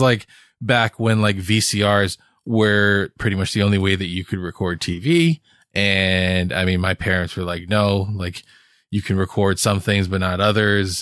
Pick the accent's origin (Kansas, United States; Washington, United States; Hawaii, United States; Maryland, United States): Hawaii, United States; moved away; I grew up in Hawaii